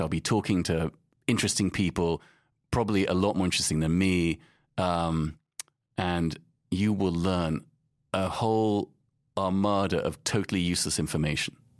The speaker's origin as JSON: {"language": "English", "region": "London", "country": "United Kingdom", "tie": "born or raised there", "also_born_or_lived": "Casablanca, Morocco / Boston, United States / Paris, France", "moved": "as an adult", "lives_now": "New York, United States", "said": "I grew up in London and Casablanca 'cause my mum was from Morocco"}